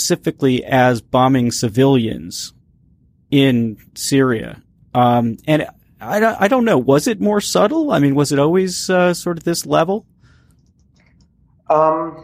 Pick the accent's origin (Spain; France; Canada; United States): United States; speaking as an American